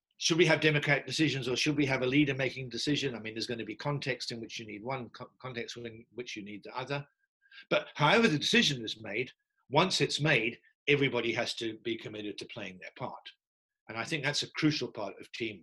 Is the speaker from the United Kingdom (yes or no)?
yes; England, United Kingdom; as an Englishman